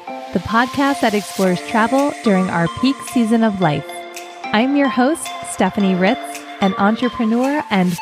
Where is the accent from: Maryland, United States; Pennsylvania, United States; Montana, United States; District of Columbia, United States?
Pennsylvania, United States; Philadelphia; I grew up in Philly, which automatically makes me a huge Philadelphia Eagles fan.